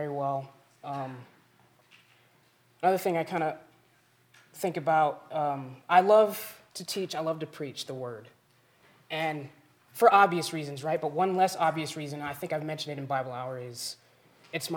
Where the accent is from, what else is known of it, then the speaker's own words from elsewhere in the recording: Springfield, Missouri, United States; now in Custer, United States; I come from Springfield, Missouri